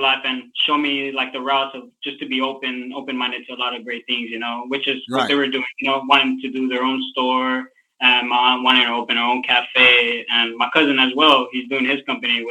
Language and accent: English; Maywood, California, United States; I'm from Maywood, California. I grew up in a very, like, three brothers, you know, and all family in the building.